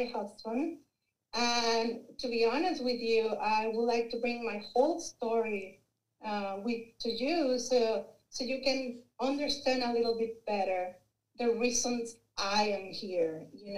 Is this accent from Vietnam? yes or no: no; Mexico; English is a second language; moved away as an adult; also born or lived in Arkansas; I'm originally from Mexico